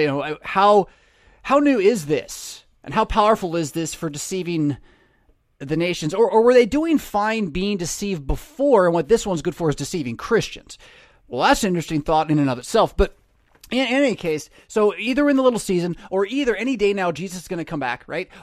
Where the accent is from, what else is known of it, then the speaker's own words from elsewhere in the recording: United States; my rights as an American citizen